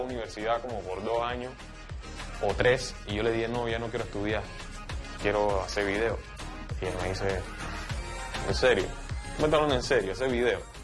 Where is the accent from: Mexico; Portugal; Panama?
Panama; Colón; moved away as an adult; now in Panama City, Panama; Yo soy de Colón y tuve que mudarme solo